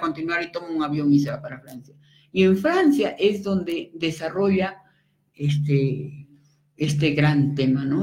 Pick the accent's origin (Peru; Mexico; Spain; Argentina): Peru; moved away as an adult; also born or lived in Venezuela; soy peruana